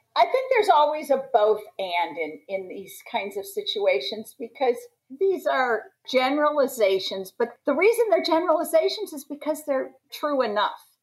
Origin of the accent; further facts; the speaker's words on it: Washington, District of Columbia, United States; I'm from Washington DC